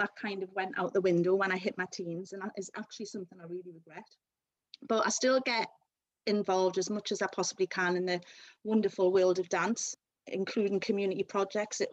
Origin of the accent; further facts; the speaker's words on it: Newcastle upon Tyne, North East England, United Kingdom; accent: Geordie; also born or lived in London; So I was born in London and then moved to Newcastle at a very young age, so hence the lovely Geordie accent that I've got.